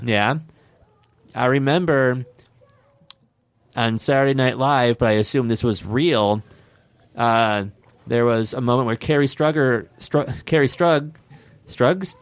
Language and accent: English; Detroit, Michigan, United States; I am from Detroit